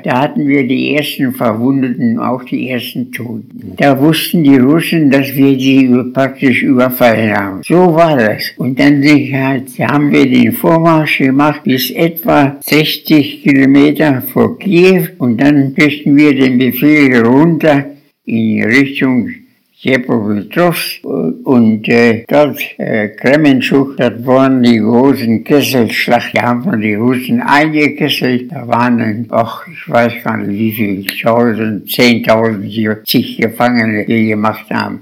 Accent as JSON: {"language": "German", "town": "Holtensen", "region": "Lower Saxony", "country": "Germany", "tie": "born or raised there", "also_born_or_lived": "Göttingen", "said": "Ich bin in Holdensen geboren, bin in Holdensen zur Schule gegangen"}